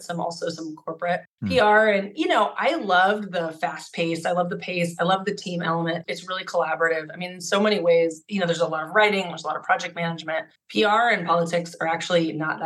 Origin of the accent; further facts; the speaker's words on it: Alaska, United States; now in Oregon, United States; I'm from Alaska, and this little tiny rural town in Alaska, and like surrounded by mountains